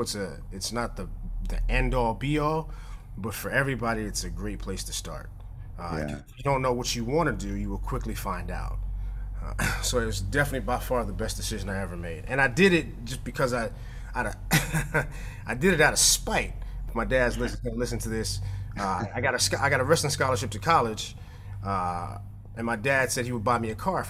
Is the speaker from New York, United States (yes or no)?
yes; New York, United States; also born or lived in Tennessee; now in Tysons, United States; I grew up in New York. I went to high school in Tennessee.